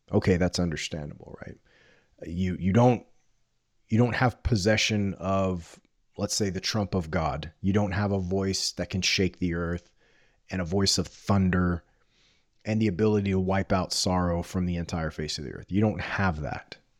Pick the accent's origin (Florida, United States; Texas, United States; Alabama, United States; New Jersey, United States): Texas, United States; Corpus Christi; I grew up on the Gulf Coast of Southern Texas in the eighties and nineties